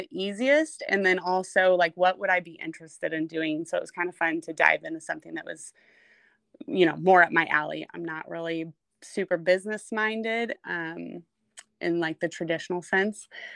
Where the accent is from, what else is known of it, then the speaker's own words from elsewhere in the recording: Blue Springs, Missouri, United States; I grew up just outside of Kansas City, Missouri, in Blue Springs